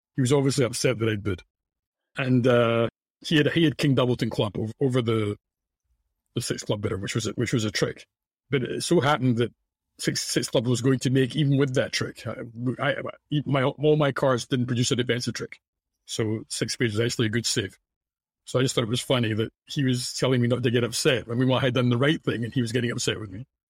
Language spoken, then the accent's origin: English; Scotland, United Kingdom; now in United States; in, in Scotland, I would say the focus, which is what, what I grew up